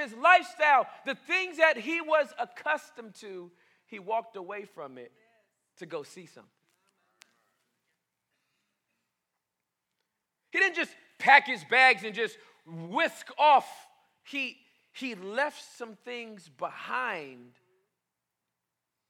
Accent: Boston, Massachusetts, United States; I'm from Boston

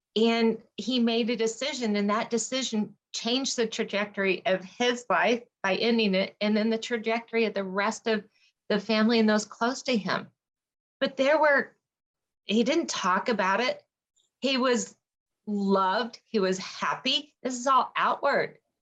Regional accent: Colorado, United States; I am a Colorado native

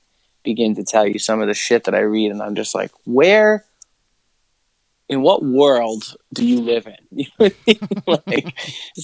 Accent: New York, United States; we grew up in New York

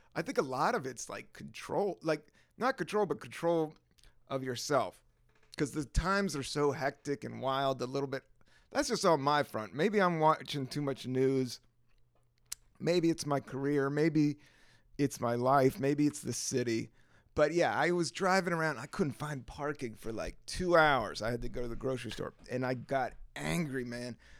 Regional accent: the South, United States; I am from the South

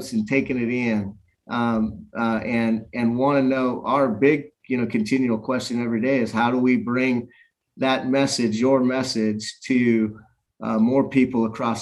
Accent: Seattle, Washington, United States; also born or lived in Bothell; I was born in that hospital a couple years later

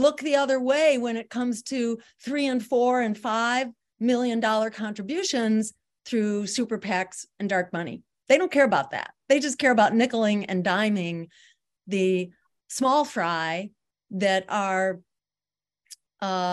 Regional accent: Massachusetts, United States; My home state of Massachusetts

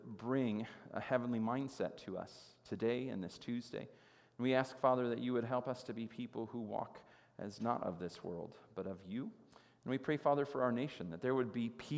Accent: United States; It has been a blessing to grow up here for me personally as an American.

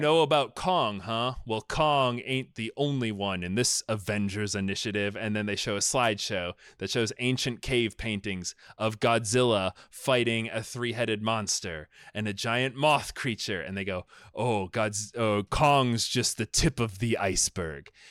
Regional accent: United States; I'm from America

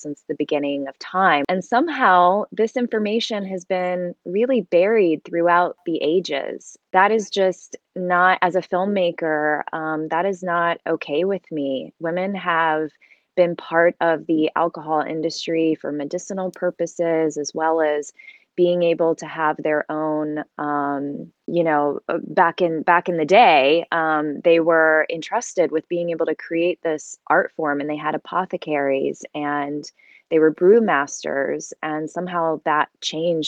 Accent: Kentucky, United States; moved away as an adult; now in Los Angeles, United States; I grew up there

